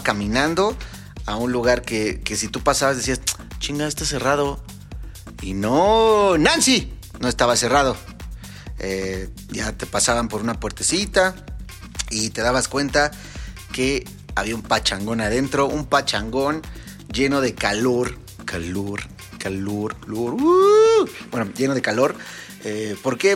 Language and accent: Spanish; Mexico; como mexicanos que somos